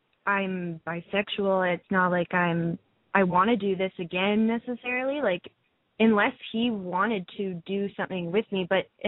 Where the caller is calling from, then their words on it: Vancouver, British Columbia, Canada; I'm 21, and … I'm calling from Vancouver, and I'm Vancouver, BC, that is.